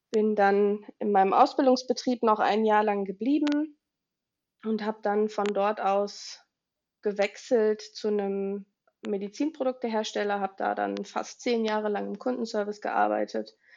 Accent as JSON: {"language": "German", "town": "Willich", "region": "North Rhine-Westphalia", "country": "Germany", "tie": "born or raised there", "said": "ich komme aus NRW, ich wohne in der Nähe von Düsseldorf in einem kleinen Städtchen namens Willig."}